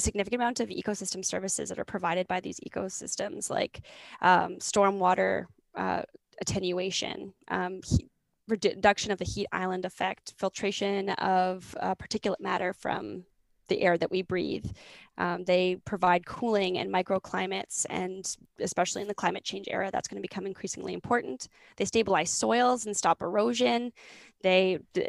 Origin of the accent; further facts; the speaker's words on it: Grande Prairie, Alberta, Canada; moved away; I grew up in Grand Prairie, Alberta, which is in northern Alberta